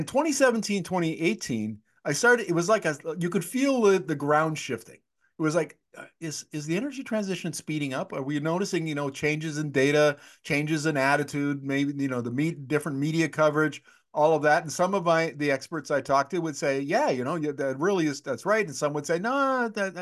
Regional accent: Canada; I'm Canadian.

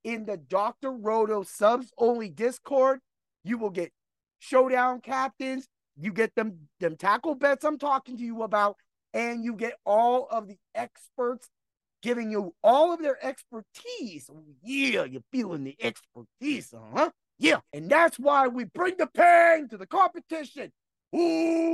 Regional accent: Erie, Pennsylvania, United States; my hometown of Erie, PA.

